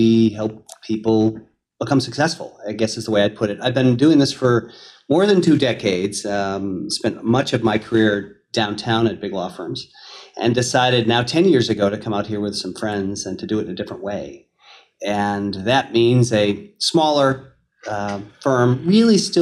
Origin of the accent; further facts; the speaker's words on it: Marlborough, Massachusetts, United States; I grew up in Marlboro